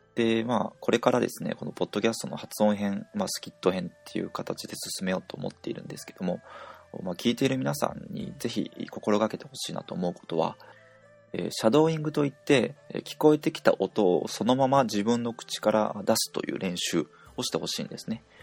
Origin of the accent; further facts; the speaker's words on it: Japan; 我々日本人